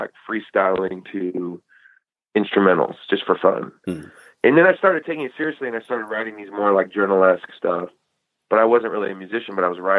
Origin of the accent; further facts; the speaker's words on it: Eugene, Oregon, United States; moved away; also born or lived in Chico, California; I grew up as kind of like a skater kid in Eugene